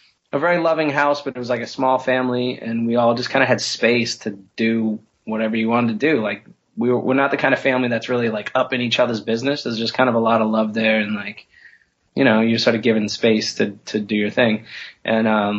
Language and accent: English; Peabody, Massachusetts, United States; also born or lived in Lynn, Massachusetts; I was born in Lynn, Massachusetts, and I grew up on the North Shore of Boston in Peabody, Mass.